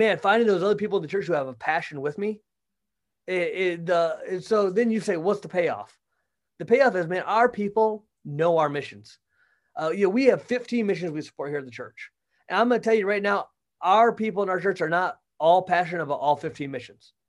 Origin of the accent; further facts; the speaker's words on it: Michigan, United States; moved away as an adult; also born or lived in Kentucky / Florida / Missouri; now in Wentzville, United States; I grew up in Michigan